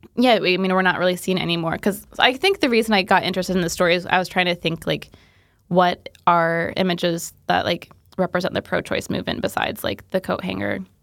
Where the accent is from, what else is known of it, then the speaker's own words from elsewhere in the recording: Indiana, United States; I'm from Indiana